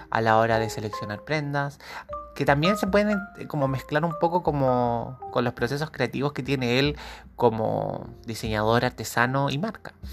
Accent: Santiago, Santiago Metropolitan Region, Chile; Y yo soy nacido, criado y deformado en Santiago.

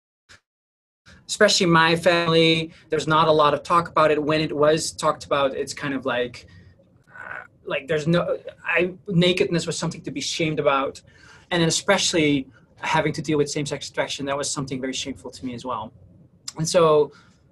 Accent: Netherlands; moved away; I'm originally from the Netherlands. That's where I grew up.

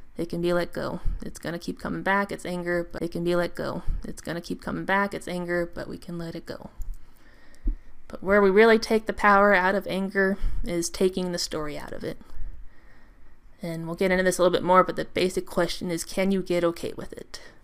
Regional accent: United States; I'm American

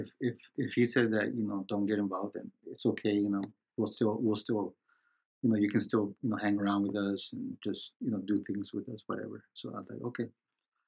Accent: Los Angeles, California, United States; I was born and raised in Los Angeles

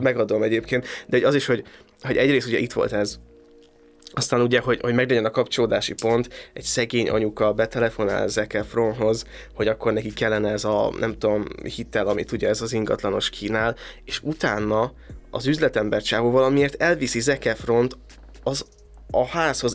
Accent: a small village in Szabolcs, Szabolcs-Szatmár-Bereg, Hungary; szerencsés vagyok, hogy abban a Szabolcsi kisfaluba születtem

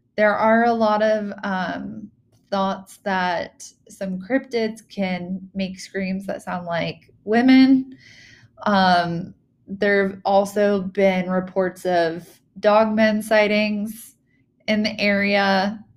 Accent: Virginia, United States; moved away; home state, my native state

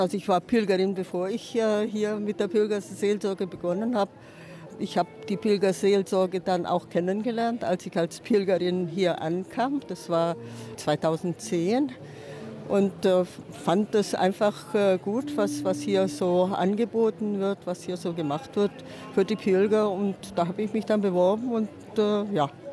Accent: Leinfelden-Echterdingen, Baden-Württemberg, Germany; sonst bin ich in der Nähe von Stuttgart, Leinfelden, Echterdingen

